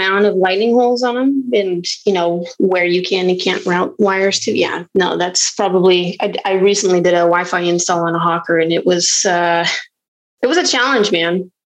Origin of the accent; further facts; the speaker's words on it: Carson City, Nevada, United States; also born or lived in Washington State; I'm originally from Carson City, Nevada. But I spent, you know, some of my life in Washington State, grew up, joined the Marine Corps, was stationed in California and Hawaii